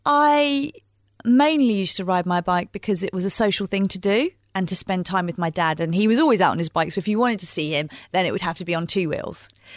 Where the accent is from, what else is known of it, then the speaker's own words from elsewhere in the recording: East of England, United Kingdom; It would be just around the country lanes of where I grew up in Bedfordshire, so through into Cambridgeshire and Hertfordshire